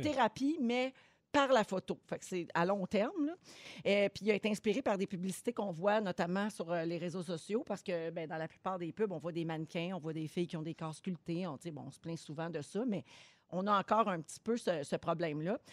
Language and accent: French; Quebec, Canada; ici, chez nous, au Québec